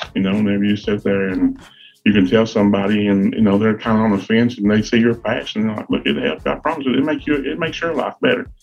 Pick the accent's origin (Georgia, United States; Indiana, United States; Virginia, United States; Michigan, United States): Virginia, United States; Grundy; I come from Grundy, Virginia. It's a little coal mining town.